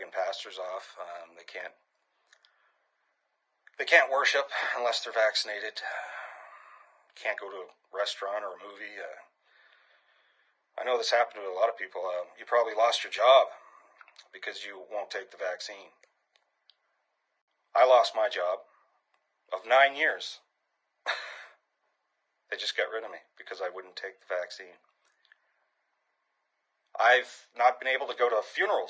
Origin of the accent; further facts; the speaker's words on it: New Brunswick, Canada; I'm a Canadian from New Brunswick